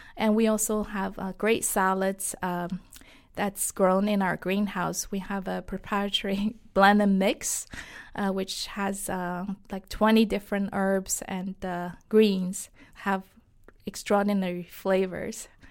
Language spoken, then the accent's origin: English; Shanghai, China; English is a second language; moved away as an adult; now in United States; I was born and raised in Shanghai, China